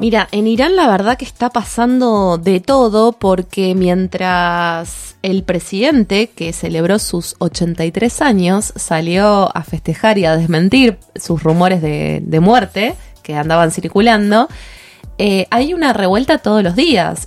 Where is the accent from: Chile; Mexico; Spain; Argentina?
Argentina; nosotros como país, Argentina